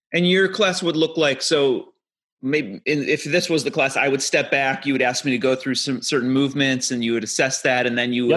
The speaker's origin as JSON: {"language": "English", "region": "Ohio", "country": "United States", "also_born_or_lived": "Milwaukee, Wisconsin", "said": "I'm from Ohio originally"}